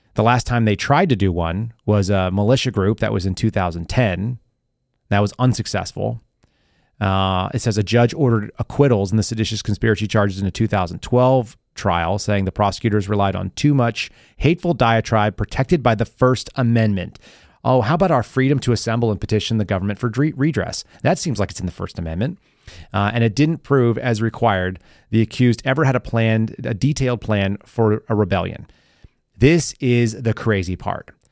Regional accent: California, United States; moved away; also born or lived in Texas / New Mexico; I grew up in California, uh, in places where we didn't even know anything about race

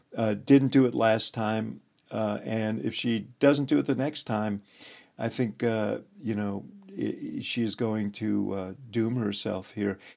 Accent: Chicago, Illinois, United States; my hometown

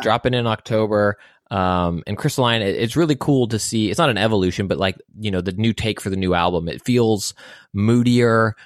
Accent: United States; as an American

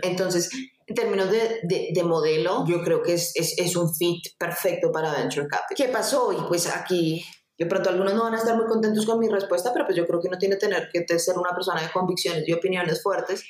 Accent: Colombia; acá en Colombia

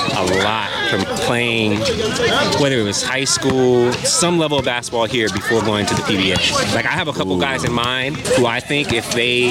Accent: United States; moved away as an adult; also born or lived in Philippines; our own experiences growing up in the States

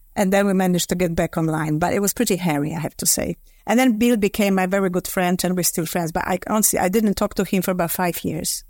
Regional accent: Poland; moved away as an adult; now in London, United Kingdom; I was born in Poland, sort of in the midst of the communism

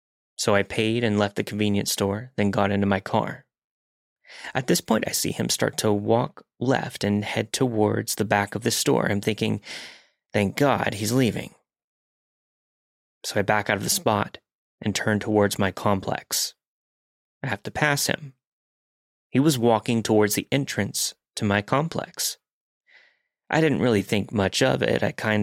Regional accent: Virginia, United States; moved away as an adult; I felt like I was finally living the independent college girl life, states away from my hometown in Virginia.

